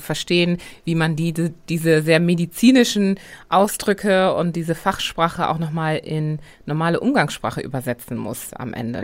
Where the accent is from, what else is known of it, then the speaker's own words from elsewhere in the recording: Germany; ich bin hier aufgewachsen